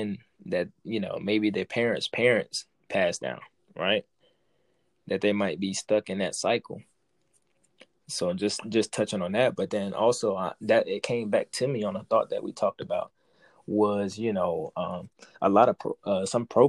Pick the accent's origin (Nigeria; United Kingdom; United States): United States; New York City, New York; I grew up in Brooklyn young, and you know what I'm saying, on Flatbush